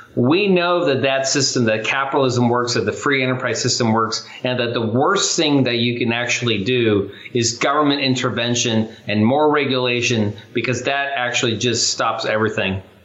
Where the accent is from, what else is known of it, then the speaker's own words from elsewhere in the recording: Chula Vista, California, United States; I actually grew up poor. I grew up in Chula Vista, California